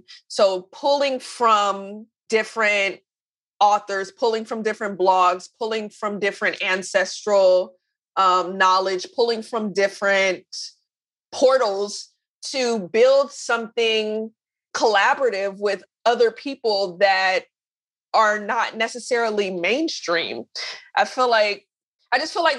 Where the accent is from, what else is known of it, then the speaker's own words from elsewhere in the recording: Oakland, California, United States; I'm from Oakland